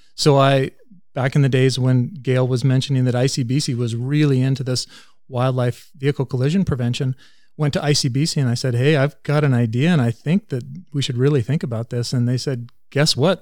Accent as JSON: {"language": "English", "town": "Vanderhoof", "region": "British Columbia", "country": "Canada", "tie": "born or raised there", "also_born_or_lived": "California", "moved": "as an adult", "said": "I grew up in Vanderhoof and went to high school at N V S S."}